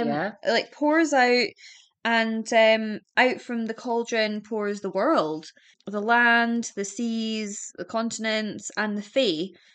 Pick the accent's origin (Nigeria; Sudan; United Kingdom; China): United Kingdom; Birmingham, West Midlands; I'm from Birmingham.